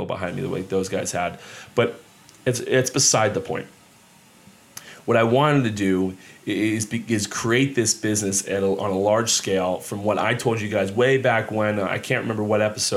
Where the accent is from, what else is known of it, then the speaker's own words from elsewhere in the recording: Monmouth County, New Jersey, United States; I grew up down here in Monmouth County, New Jersey